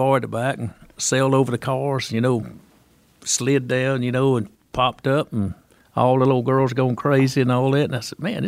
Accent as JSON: {"language": "English", "region": "North Florida", "country": "United States", "said": "I was from North Florida."}